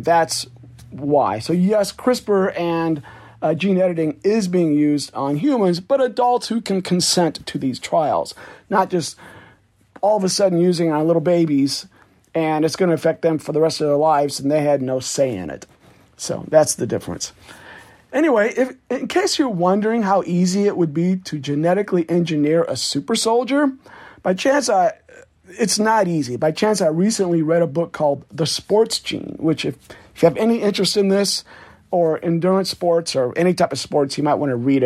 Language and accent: English; Iowa, United States; my home state of Iowa